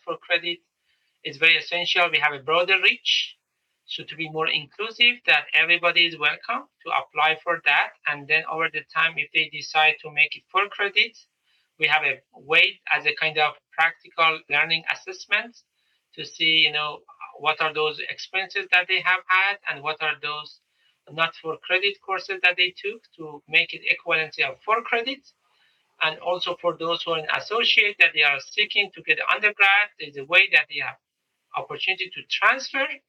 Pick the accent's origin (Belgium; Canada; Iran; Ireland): Iran; moved away as an adult; now in United States; when I grew up in Iran